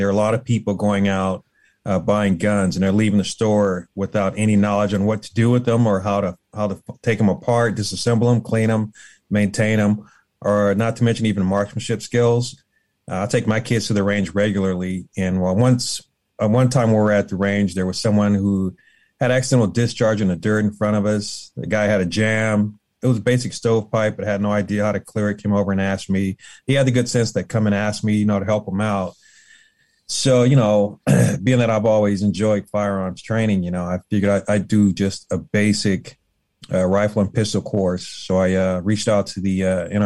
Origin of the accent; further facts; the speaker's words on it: Los Angeles, California, United States; growing up in South Central Los Angeles, you know, I lived in an area that they call the jungle